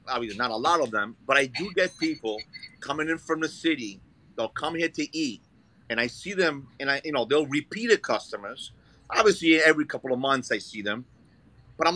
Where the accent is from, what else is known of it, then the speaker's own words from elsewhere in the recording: Brooklyn, New York, United States; also born or lived in Italy / Florence, Italy; now in Staten Island, United States; I was born in Italy, but I grew up in Brooklyn.